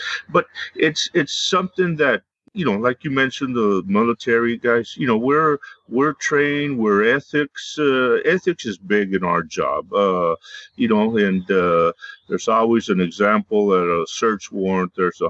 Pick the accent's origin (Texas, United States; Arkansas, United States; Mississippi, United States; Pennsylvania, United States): Texas, United States; Hebbronville; moved away as an adult; also born or lived in Laredo, Texas; I grew up in South Texas, a small town, Hebronville, Texas. Some of y'all from San Antonio know where it is. It's known for a lot of deer country down there.